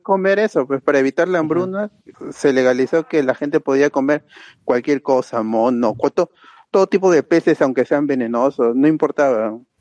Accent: Lima, Peru; la mayoría, bueno, casi la mayoría somos de, de Lima Norte

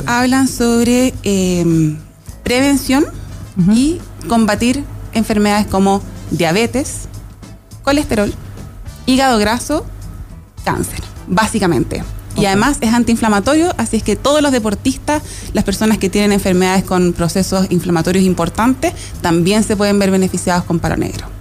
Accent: Chile; also born or lived in Los Lagos, Los Ríos Region, Chile; el sur de nuestro país

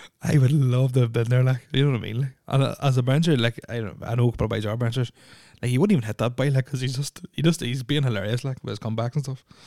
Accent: Northern Ireland, United Kingdom; also born or lived in Saudi Arabia; moved to Ireland in 1985, June 1985 to be precise, or Northern Ireland

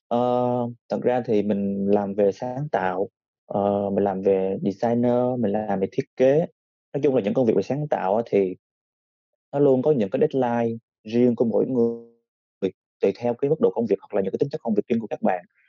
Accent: Vietnam; mình mình là một người Việt Nam

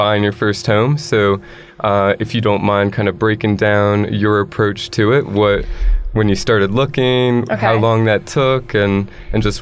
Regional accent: North Carolina, United States; I'm from North Carolina as well

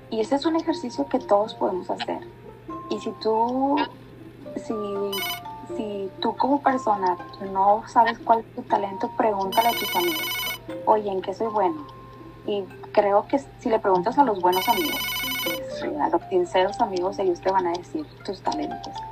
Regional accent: Mexico; Soy una mexicana, bien mexicana

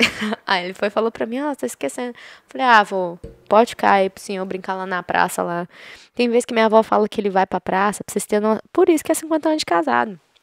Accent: Goiás, Brazil; porque eu sou de Goiás

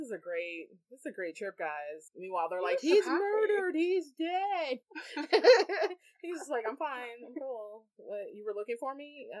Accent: Cleveland, Ohio, United States; we're from Cleveland, or Crystal and I are.

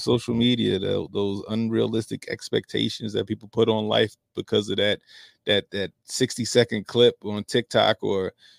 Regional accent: Baltimore, Maryland, United States; So I grew up in Baltimore City. It's a blue city, right?

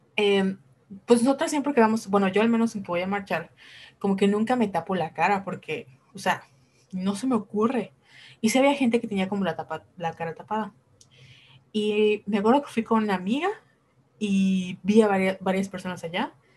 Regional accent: Yucatán, Mexico; somos de Yucatán

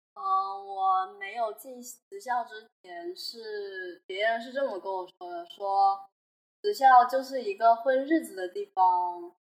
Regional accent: Hubei, China; now in Guangzhou, China; 我是湖北人嘛，然后就是也是留守儿童

